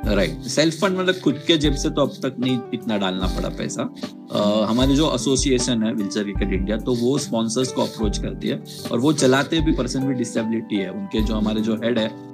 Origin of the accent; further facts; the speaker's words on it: Mumbai, Maharashtra, India; मैं मुंबई का रहने वाला हूँ